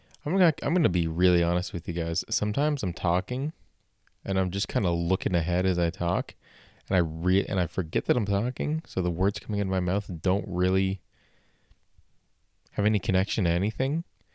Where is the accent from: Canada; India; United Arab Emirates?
Canada; I think I've disgraced myself as a Canadian enough for one day